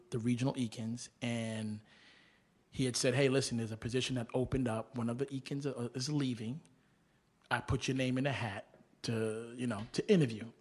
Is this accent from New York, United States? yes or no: yes; New York City, New York, United States; also born or lived in Groton, Massachusetts / Brooklyn; I was raised in Manhattan and New York, but I fell in love with B K